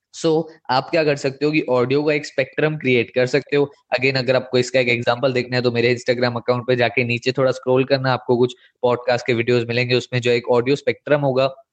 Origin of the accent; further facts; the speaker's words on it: India; accent: Indian English; हमारा जो एक्सेंट है वो है इंडियन इंग्लिश